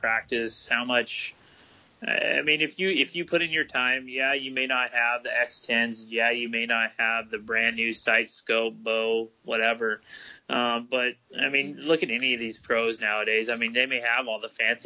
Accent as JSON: {"language": "English", "town": "Darrington", "region": "Washington", "country": "United States", "tie": "born or raised there", "moved": "yes", "said": "was in Darrington that year, my hometown."}